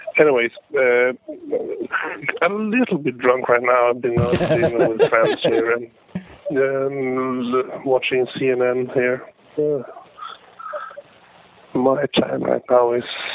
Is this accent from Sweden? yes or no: yes; Sweden; I'm from Sweden